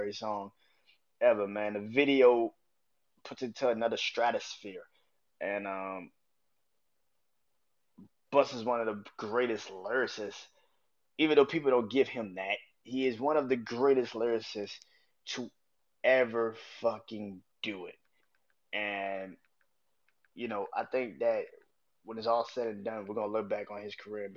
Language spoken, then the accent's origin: English; New Orleans, Louisiana, United States; I grew up in New Orleans. I'm from New Orleans